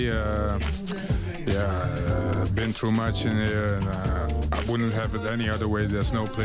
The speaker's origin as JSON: {"language": "English", "town": "Amsterdam", "region": "North Holland", "country": "Netherlands", "tie": "born or raised there", "said": "Yes, I'm born and raised in Amsterdam. Uh, parents from Suriname, South America."}